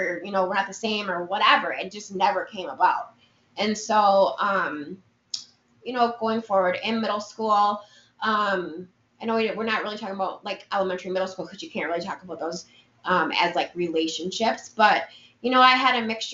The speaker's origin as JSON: {"language": "English", "town": "Minneapolis", "region": "Minnesota", "country": "United States", "tie": "born or raised there", "moved": "yes", "lives_now": "Madison, United States", "said": "me growing up in the Twin Cities was a different environment"}